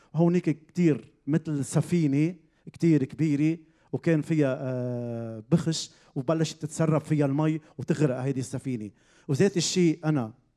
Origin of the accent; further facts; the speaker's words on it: Zahle, Beqaa, Lebanon; من منطقه بزحلي بلبنان كبرت بهيدي العيله